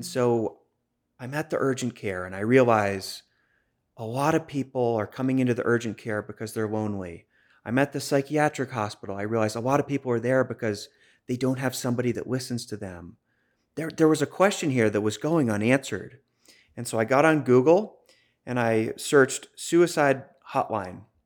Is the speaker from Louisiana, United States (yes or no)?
no; Boston, Massachusetts, United States; accent: Boston; moved away as an adult; also born or lived in Maine; it did start in Boston. I grew up there